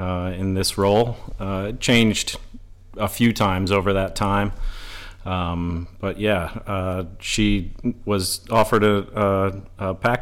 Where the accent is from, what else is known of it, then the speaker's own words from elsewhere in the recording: Kalamazoo, Michigan, United States; I grew up in Michigan. I am from Kalamazoo, Michigan, southwest.